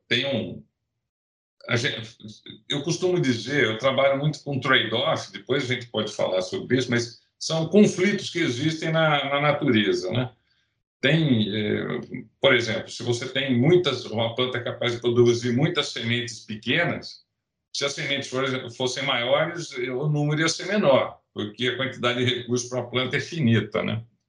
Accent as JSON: {"language": "Portuguese", "town": "Rio Claro", "region": "São Paulo", "country": "Brazil", "tie": "born or raised there", "also_born_or_lived": "Ribeirão Preto", "moved": "as an adult", "lives_now": "Viçosa, Brazil", "said": "Eu sou eu sou nascido em São Paulo, capital, mas eu, eu, eu cresci em Rio Claro"}